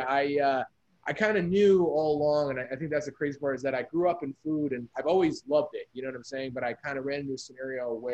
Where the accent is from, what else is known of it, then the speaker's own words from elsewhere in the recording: New Jersey, United States; also born or lived in New York; now in Los Angeles, United States; growing up in Jersey